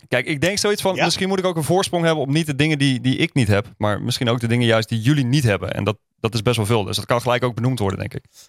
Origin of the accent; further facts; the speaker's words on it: Groningen, Netherlands; now in Utrecht, Netherlands; Ik kom uit Groningen, maar ik woon dus in Utrecht.